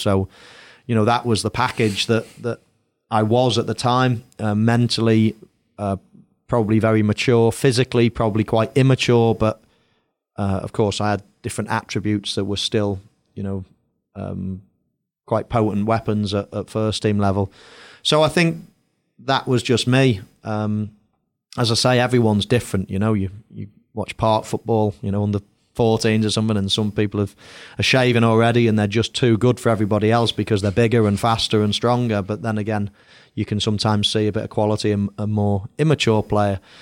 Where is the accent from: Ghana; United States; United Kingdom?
United Kingdom; England; moved away as an adult; also born or lived in Madrid